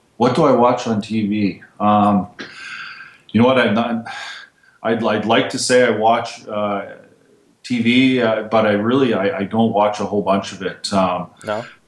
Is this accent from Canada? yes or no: yes; Canada; as a Canadian